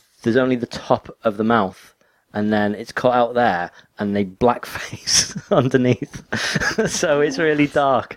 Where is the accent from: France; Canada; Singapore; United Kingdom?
United Kingdom; England; I'm English.